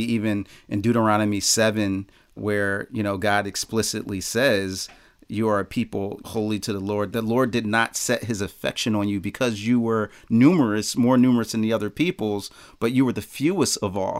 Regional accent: Philadelphia, Pennsylvania, United States; I'm from Philly

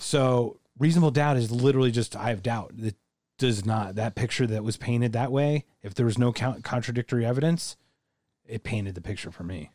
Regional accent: United States; as an American

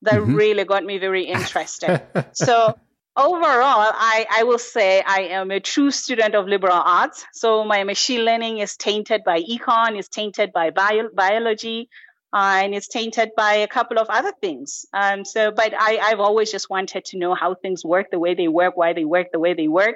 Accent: Lesotho; moved away as an adult; also born or lived in St. Paul, Minnesota, United States; I am actually originally from Lesotho, but I did most of my university in the US

